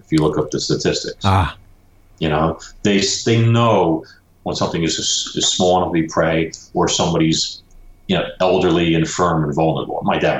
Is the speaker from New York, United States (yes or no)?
yes; Brooklyn, New York, United States; You know, I'm from Brooklyn. You don't see a lot of alligators, you know, in Brooklyn and stuff.